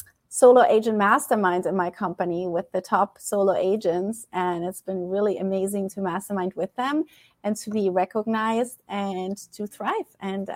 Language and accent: English; Germany; moved away as an adult; I'm originally from Germany. And I came to this beautiful country as a nanny, as an au pair. And that was 15 years ago in June, and I'm still here.